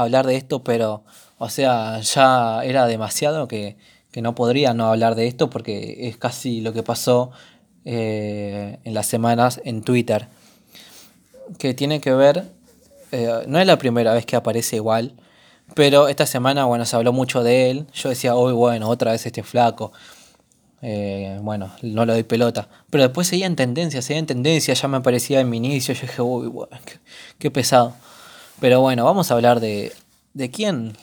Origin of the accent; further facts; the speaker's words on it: Argentina; todos los argentinos